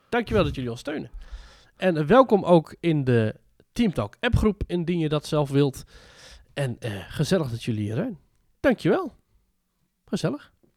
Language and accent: Dutch; Netherlands; als Nederlander